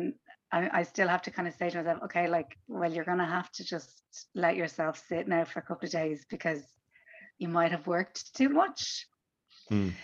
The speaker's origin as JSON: {"language": "English", "country": "Ireland"}